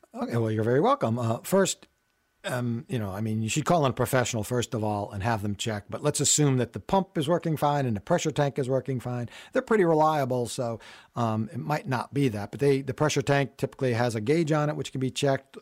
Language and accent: English; Connecticut, United States; I grew up in Connecticut